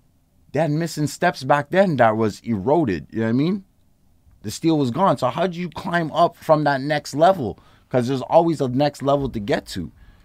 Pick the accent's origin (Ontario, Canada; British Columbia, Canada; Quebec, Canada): Quebec, Canada; Montreal; we grew up in St. Henry.